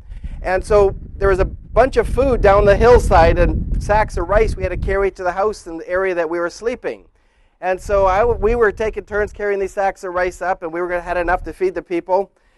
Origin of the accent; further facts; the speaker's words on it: Indonesia; Like Pastor Jeff said, I grew up in Indonesia